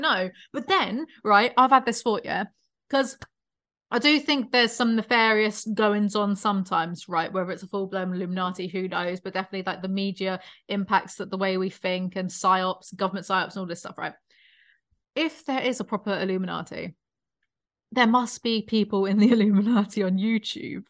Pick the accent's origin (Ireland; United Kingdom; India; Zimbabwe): United Kingdom; born or raised there; moved away